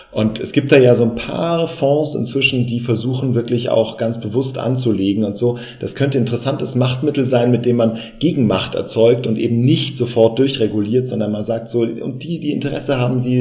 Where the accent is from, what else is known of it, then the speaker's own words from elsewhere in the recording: Düsseldorf, North Rhine-Westphalia, Germany; born there; Als gebürtiger Düsseldorfer kenne ich die Institution natürlich.